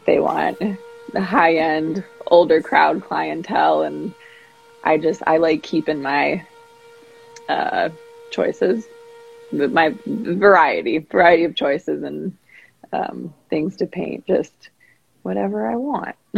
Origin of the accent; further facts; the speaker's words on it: San Diego, California, United States; now in Spearfish, United States; I grew up in San Diego and I've lived here in Spearfish, South Dakota for a few years now